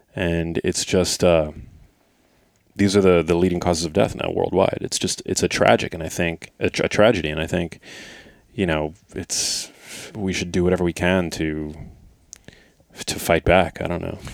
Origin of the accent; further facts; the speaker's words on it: New York City, New York, United States; I grew up in New York City